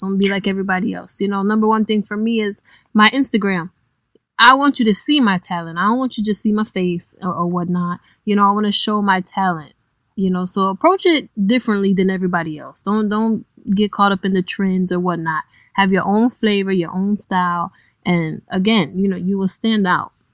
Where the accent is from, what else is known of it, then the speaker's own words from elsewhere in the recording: Cleveland, Ohio, United States; moved away as an adult; now in New Orleans, United States; I am originally from Cleveland, Ohio, hmm. and I have only been in New Orleans a year